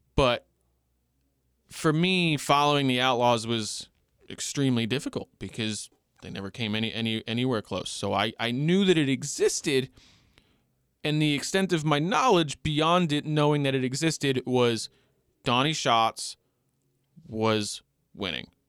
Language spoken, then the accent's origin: English; Long Island, New York, United States; I grew up on Long Island, New York